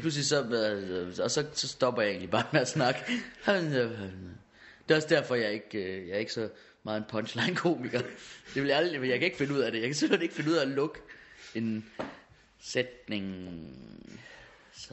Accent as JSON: {"language": "Danish", "town": "Hårby", "region": "Central Denmark Region", "country": "Denmark", "also_born_or_lived": "Aarhus / Copenhagen", "moved": "yes", "said": "jeg er fra Hårby"}